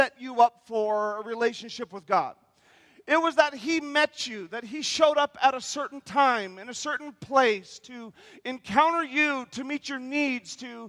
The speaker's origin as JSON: {"language": "English", "region": "North Idaho", "country": "United States", "said": "we're from North Idaho, we don't mean we're from South Idaho."}